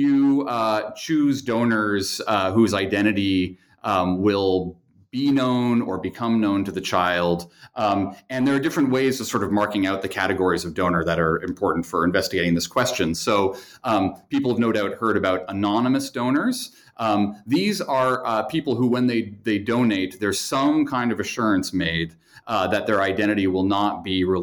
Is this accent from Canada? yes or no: yes; Kingston, Ontario, Canada; moved away as an adult; also born or lived in Montreal, Canada / Chicago, United States; now in Northfield, United States; I was born in Canada, in Kingston, Ontario, which is on the eastern edge of Lake Ontario